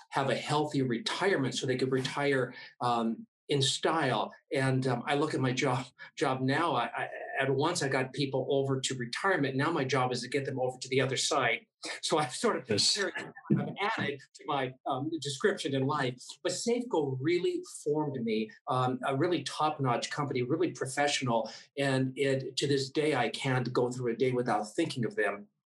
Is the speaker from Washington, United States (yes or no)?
yes; Spokane, Washington, United States; I was born and raised in Spokane, and I'm still in the diocese.